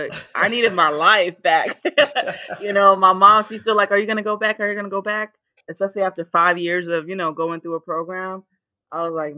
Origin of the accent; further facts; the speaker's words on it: Willingboro, New Jersey, United States; also born or lived in Nigeria / Emmitsburg, Maryland; now in Florida, United States; I was born in Nigeria. We moved to the States when I was 7. Grew up in Willenboro, New Jersey. So I am a Jersey native.